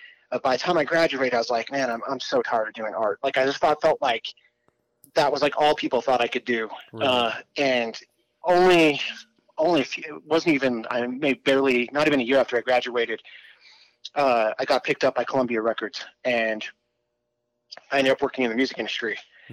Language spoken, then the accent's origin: English; England, United Kingdom; also born or lived in Arizona, United States / Italy; I moved around my entire life, but I was actually born in Arizona, but I grew up in England and spent most of my childhood there.